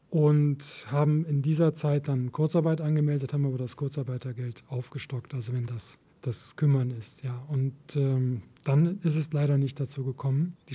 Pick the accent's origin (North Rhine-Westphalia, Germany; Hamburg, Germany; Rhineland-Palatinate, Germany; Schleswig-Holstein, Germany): North Rhine-Westphalia, Germany; Cologne; In Köln will ich leben und ich weiß auch warum. Es ist meine Heimat und gleichzeitig hadere ich mit ihr